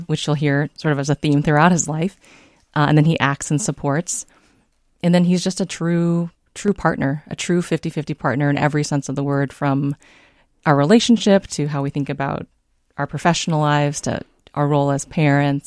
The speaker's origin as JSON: {"language": "English", "town": "San Diego", "region": "California", "country": "United States", "tie": "born or raised there", "also_born_or_lived": "Davenport, Iowa", "moved": "as an adult", "lives_now": "Minnesota, United States", "said": "I was raised in San Diego"}